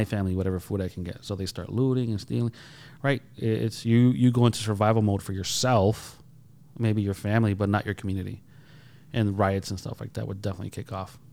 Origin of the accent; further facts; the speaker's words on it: Holyoke, Massachusetts, United States; I grew up in Holyoke.